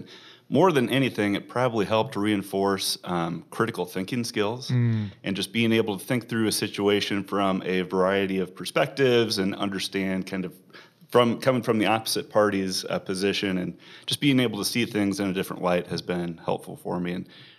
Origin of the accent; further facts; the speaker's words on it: Omaha, Nebraska, United States; Born and raised in Omaha, went to Gretna High School for undergrad